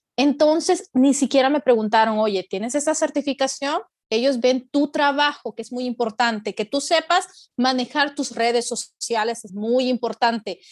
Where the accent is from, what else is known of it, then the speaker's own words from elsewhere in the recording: El Salvador; moved away as an adult; now in United States; soy salvadoreña, pero mi esposo es mexicano